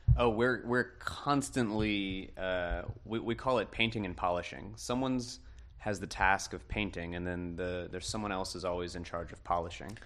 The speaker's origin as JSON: {"language": "English", "town": "Kenner", "region": "Louisiana", "country": "United States", "said": "I'm from Kenner as well."}